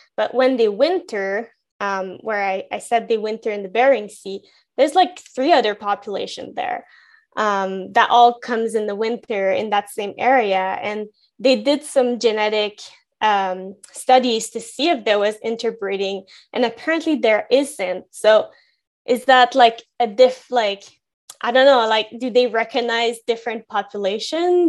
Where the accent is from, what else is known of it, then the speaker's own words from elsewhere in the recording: Gatineau, Quebec, Canada; moved away; I grew up in Gatineau in Quebec